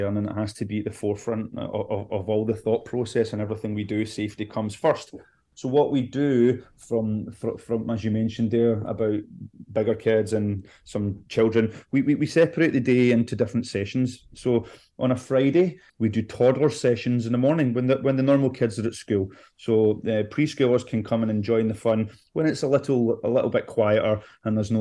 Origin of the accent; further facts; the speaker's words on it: Scotland, United Kingdom; moved away; I'm originally from Scotland